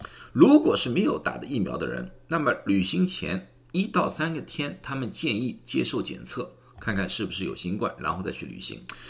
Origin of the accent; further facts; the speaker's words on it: China; 不管是哪个种族，包括我们中国人，再怎么小心的话，也很多人告诉我，真的很想带家人出去玩一玩了。